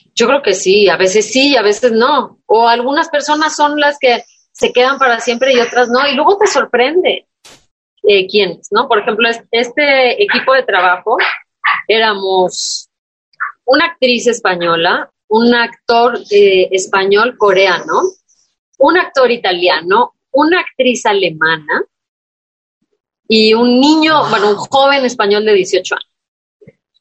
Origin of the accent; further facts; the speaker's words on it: Tamaulipas, Mexico; soy, de Tamaulipas